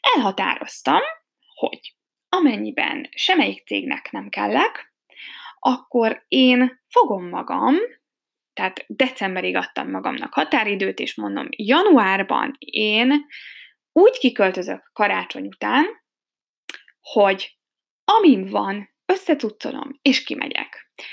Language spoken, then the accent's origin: Hungarian; Hungary; first language Hungarian; moved away as an adult; now in Germany; magyar vagyok